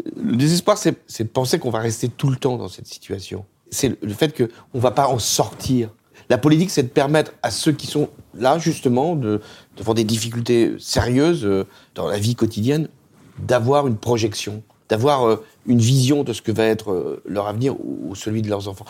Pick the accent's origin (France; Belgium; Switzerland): France; notre pays